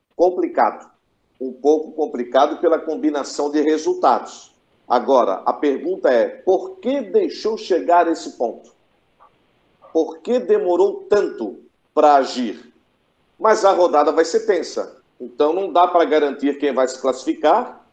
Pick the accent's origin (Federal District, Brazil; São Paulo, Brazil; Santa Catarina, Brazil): Santa Catarina, Brazil; sou catarinense.